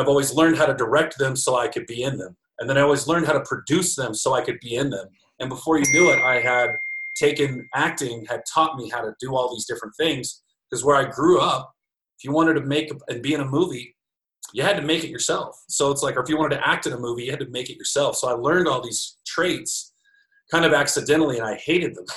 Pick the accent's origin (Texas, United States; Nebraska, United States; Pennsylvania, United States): Texas, United States; Snyder; moved away; I'm from Snyder, Texas, home of the White Buffalo, as it were. So I got really lucky, man. When I was 16 years old, that summer going into my junior year, sophomore year, I can't remember, but there was a movie that shot in my hometown of Snyder, Texas